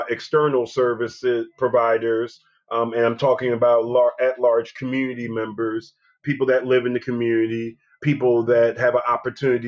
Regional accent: Philadelphia, Pennsylvania, United States; I'm from Philadelphia. I'm from West Philadelphia specifically. So I'm a native Philadelphian

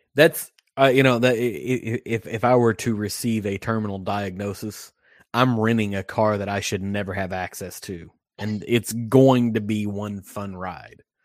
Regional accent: Western Kentucky, United States; I'm from Western Kentucky.

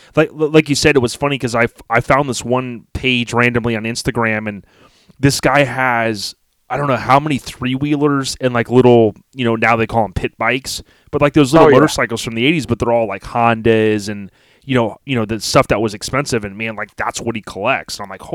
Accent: Land O'Lakes, Florida, United States; I'm from Land O'Lakes, man.

